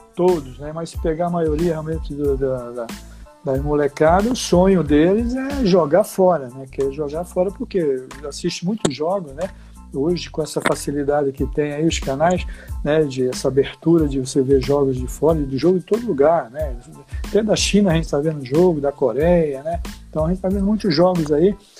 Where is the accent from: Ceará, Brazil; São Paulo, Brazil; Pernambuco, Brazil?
Pernambuco, Brazil; Recife; moved away; also born or lived in Olinda; eu morava em Recife, no bairro de Santo Amaro. Depois aí, com 10 anos para 11, eu fui para Olinda, Rio Doce, Olinda, lá, é a minha terra também